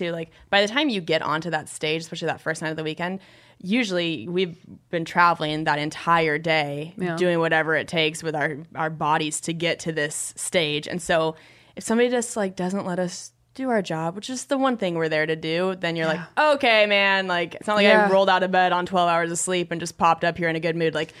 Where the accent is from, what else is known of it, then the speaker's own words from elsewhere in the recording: Spokane, Washington, United States; My hometown.